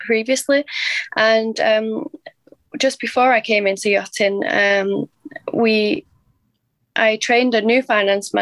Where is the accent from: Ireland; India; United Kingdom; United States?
United Kingdom; Manchester, North West England; I'm from Manchester in the UK